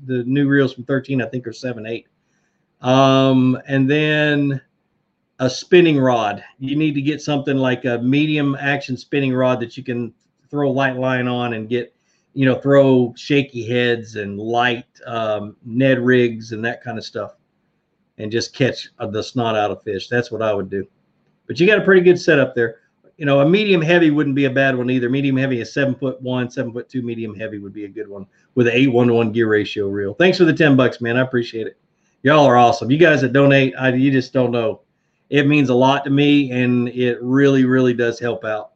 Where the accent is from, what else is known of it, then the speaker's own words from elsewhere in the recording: Virginia, United States; moved away; I was born in Virginia